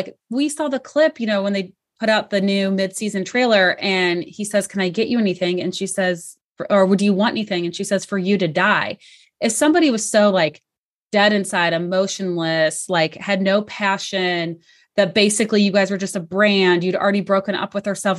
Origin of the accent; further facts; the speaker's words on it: St. Louis, Missouri, United States; Which is also my hometown and where I live. So it's funny. I'm shocked they didn't get caught only because St. Louis is like that classic, like big small town.